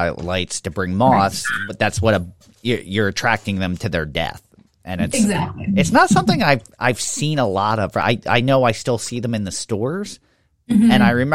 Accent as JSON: {"language": "English", "town": "Levittown", "region": "Pennsylvania", "country": "United States", "tie": "born or raised there", "said": "as a kid growing up in Levittown"}